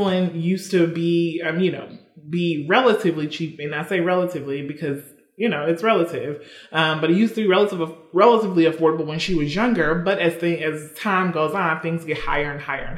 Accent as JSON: {"language": "English", "region": "Mississippi", "country": "United States", "moved": "yes"}